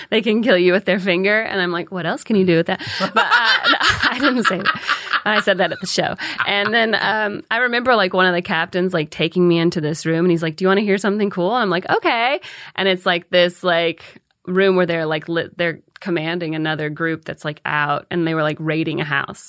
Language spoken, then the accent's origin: English; Calhoun, United States; moved away; I'm from Calhoun